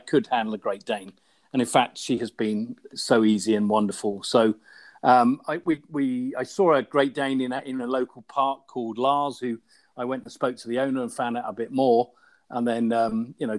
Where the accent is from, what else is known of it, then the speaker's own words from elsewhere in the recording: Somerset, South West England, United Kingdom; also born or lived in London; now in Ealing, United Kingdom; I grew up in Somerset and had an Irish Setter growing up